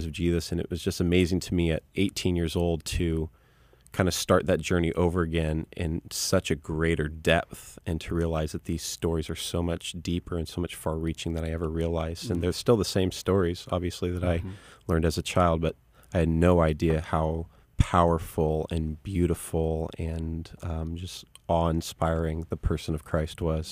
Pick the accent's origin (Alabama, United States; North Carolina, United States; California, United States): California, United States; Vista; also born or lived in Santa Ana, Orange County, California; I grew up here in Southern California